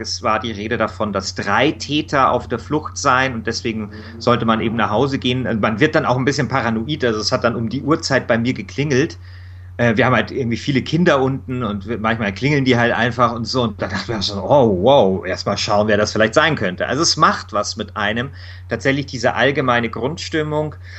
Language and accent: German; Munich, Bavaria, Germany; Ich bin dort in Mosach groß geworden. Es ist so ein ja, Arbeiterviertel, ein bisschen so im Münchner Norden